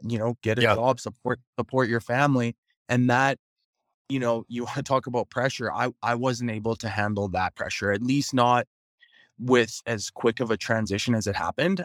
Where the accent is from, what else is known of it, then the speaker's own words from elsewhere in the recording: Prince Albert, Saskatchewan, Canada; played those two seasons in in my hometown of Prince Albert